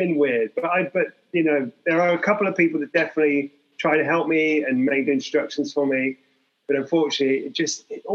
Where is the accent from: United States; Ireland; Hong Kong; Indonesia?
Hong Kong; I'm from Hong Kong